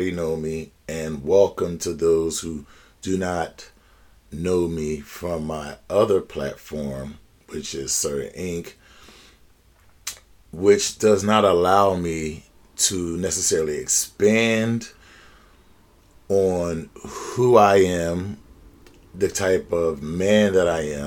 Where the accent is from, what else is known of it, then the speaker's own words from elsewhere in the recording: Philadelphia, Pennsylvania, United States; an African American born and raised in Philadelphia of the United States